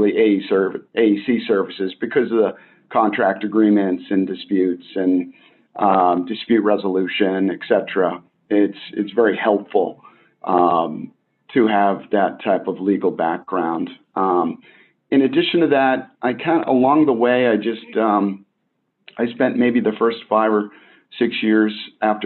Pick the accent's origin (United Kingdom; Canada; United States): United States; Boston, Massachusetts; moved away; also born or lived in Maine / New York; I grew up in Boston